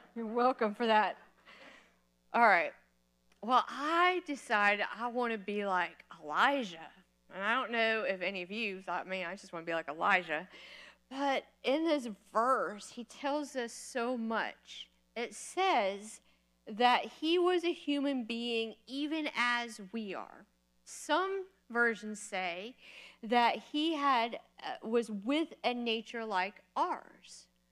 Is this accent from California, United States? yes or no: no; Florida, United States; moved away as an adult; also born or lived in Kentucky; I'm from Florida